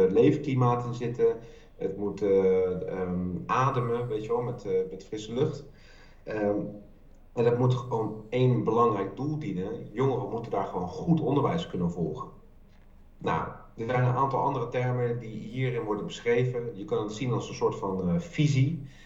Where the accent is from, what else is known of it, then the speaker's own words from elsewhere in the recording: The Hague, South Holland, Netherlands; moved away; Ik kom uit Den Haag, en ik heb daar heel lang gewerkt voor de Haagse Hogeschool